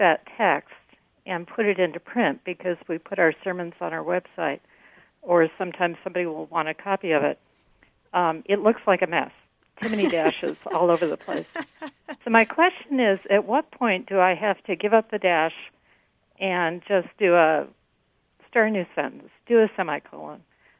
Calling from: Toledo, Ohio, United States; I'm calling from Toledo, Ohio.

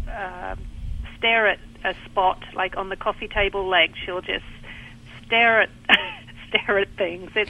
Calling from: Pinehurst, North Carolina, United States; I'm calling from uh, Pinehurst in North Carolina.

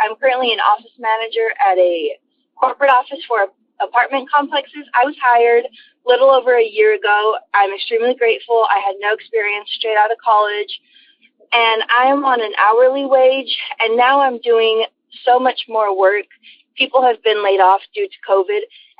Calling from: Dallas, Texas, United States; I'm calling from Dallas, Texas.

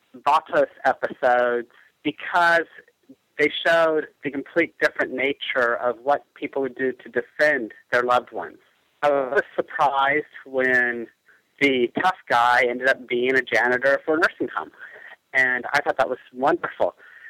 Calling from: Lawrence, Kansas, United States; I'm calling from Lawrence, Kansas.

